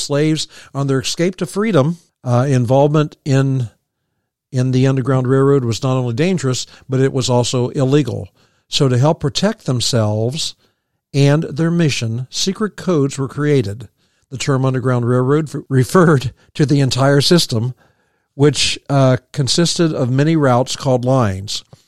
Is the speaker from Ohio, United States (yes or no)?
yes; Sunfish Road, Morrow County, Ohio, United States; when I was growing up on Sunfish Road